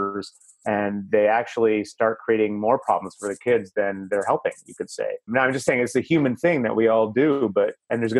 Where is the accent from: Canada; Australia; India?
Canada; I'm Canadian